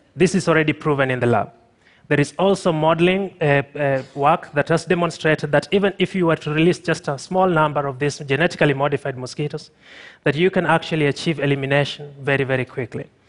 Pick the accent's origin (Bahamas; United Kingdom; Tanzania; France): Tanzania; I'm from Tanzania